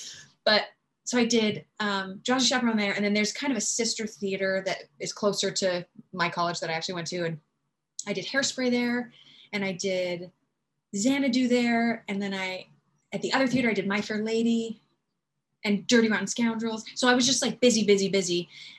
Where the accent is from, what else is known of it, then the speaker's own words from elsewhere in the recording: Southern Utah, United States; So yeah, in terms of growing up in Utah